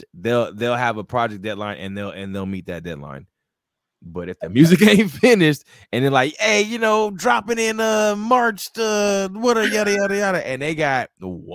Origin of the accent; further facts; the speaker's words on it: Rialto, California, United States; also born or lived in South Central, Los Angeles, California; I'm from the West Coast. I'm from Rialto, California